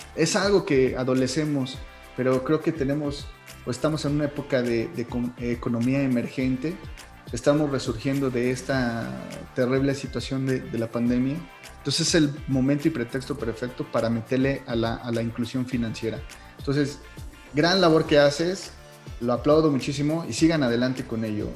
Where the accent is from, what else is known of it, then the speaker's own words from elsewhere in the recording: Mexico; como buenos mexicanos